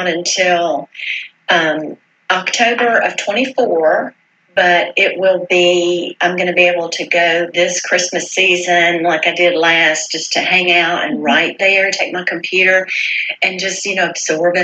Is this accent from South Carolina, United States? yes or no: yes; Greenville, South Carolina, United States; moved away; also born or lived in Virginia; my hometown of Greenville, South Carolina